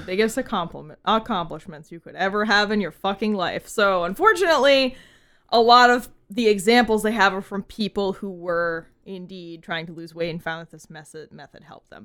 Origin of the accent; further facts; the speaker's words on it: New England, United States; We are from New England